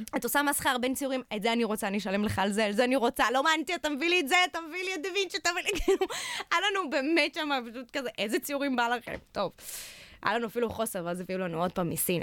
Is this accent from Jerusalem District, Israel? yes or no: yes; Jerusalem, Jerusalem District, Israel; בירושלים, איפה שנולדתי